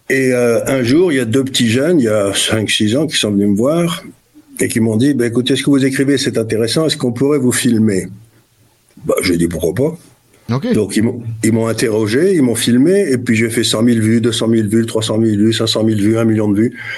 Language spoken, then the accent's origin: French; Syria; born there; c'est pour ça que je suis né en Syrie, mais j'ai je me suis toujours intéressé à ce qui se passait au Moyen-Orient